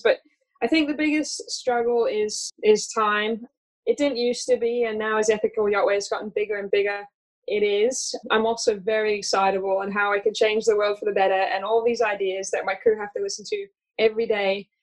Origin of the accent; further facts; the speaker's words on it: Australia; accent: hybrid Australian; moved away; also born or lived in United States; I'm originally from the US, although I confuse people with my hybrid Australian accent. I grew up in Australia.